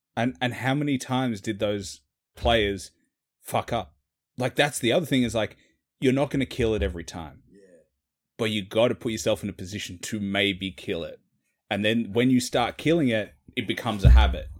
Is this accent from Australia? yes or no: yes; Australia; accent: city Australian; I'm Australian